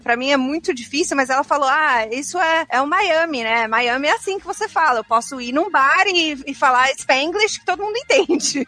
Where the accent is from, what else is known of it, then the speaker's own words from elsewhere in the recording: São Caetano do Sul, São Paulo, Brazil; moved away as an adult; also born or lived in London; now in Toronto, Canada; eu sou brasileira